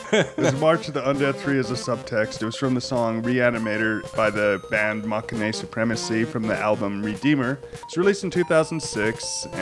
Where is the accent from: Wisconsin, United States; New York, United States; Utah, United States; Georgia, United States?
Utah, United States; Salt Lake City; we talk about a lot of Utah stuff because we're from Salt Lake City.